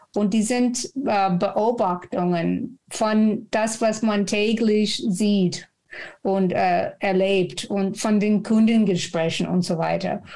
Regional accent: Texas, United States; German is a second language; moved away as an adult; now in Frankfurt, Germany; Ich komme aus Texas und bin über 30 Jahre schon in Deutschland.

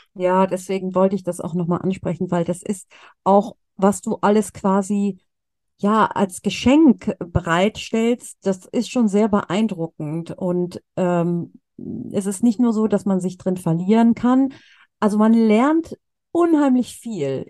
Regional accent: Cologne, North Rhine-Westphalia, Germany; in Köln äh, wo ich herkomme oder wo ich noch wohne

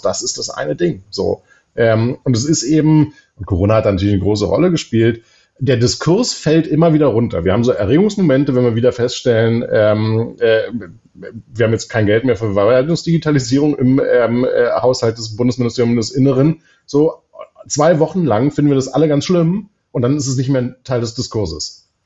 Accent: Berlin, Germany; als Berliner

